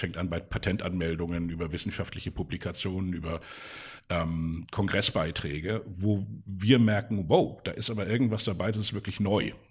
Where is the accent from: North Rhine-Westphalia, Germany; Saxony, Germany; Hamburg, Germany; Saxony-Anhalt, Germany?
Hamburg, Germany; Ich bin hier in Hamburg aufgewachsen ähm, mit äh, zwei weiteren Brüdern